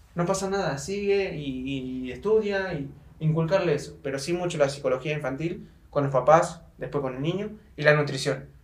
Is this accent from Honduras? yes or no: no; Argentina; moved away as an adult; also born or lived in Chile / Thailand / Belarus; now in Mexico; salí de Argentina